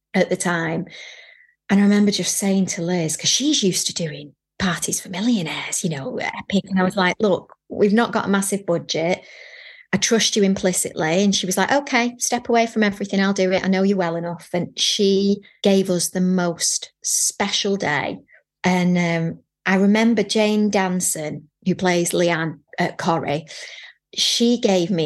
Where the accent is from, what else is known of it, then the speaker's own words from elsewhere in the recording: Manchester, North West England, United Kingdom; we had Manchester tart because I'm from Manchester